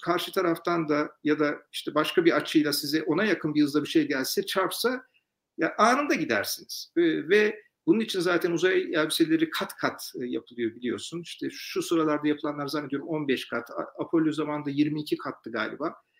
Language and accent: Turkish; Turkey; Ben de tabii bir Türk olarak